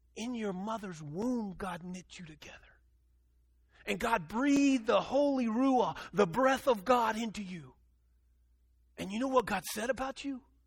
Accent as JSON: {"language": "English", "town": "Dumas", "region": "Texas", "country": "United States", "tie": "born or raised there", "said": "I grew up in Dumas, Texas, and we are the Dumas demons"}